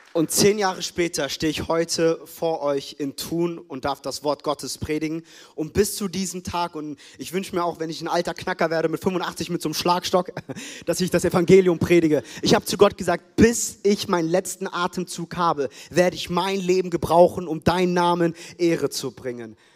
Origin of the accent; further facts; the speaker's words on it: Frankfurt, Hesse, Germany; also born or lived in United States / Ethiopia (roots); now in Stuttgart, Germany; Ich bin in Frankfurt groß geworden